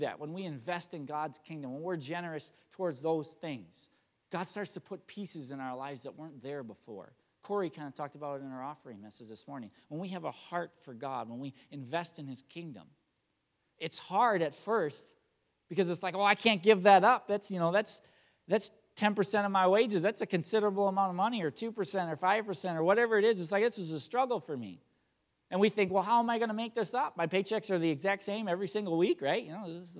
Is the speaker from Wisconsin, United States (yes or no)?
yes; Chili, Wisconsin, United States; also born or lived in Marshfield, Wisconsin; I'm from Marshfield, Wisconsin area, or actually Chile, Wisconsin